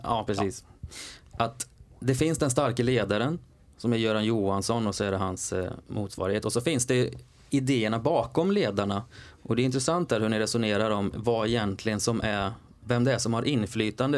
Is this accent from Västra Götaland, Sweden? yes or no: yes; Skövde, Västra Götaland, Sweden; Jag är från Skövde